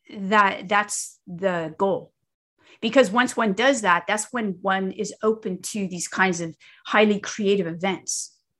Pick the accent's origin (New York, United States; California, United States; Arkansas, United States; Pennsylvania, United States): California, United States; moved away as an adult; now in the South, United States; I'm here in the South, but I grew up in California